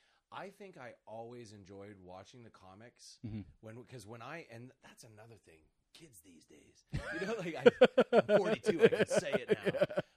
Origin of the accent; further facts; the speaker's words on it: East Coast, United States; I'm from the East Coast. There's a rich history of people that talk.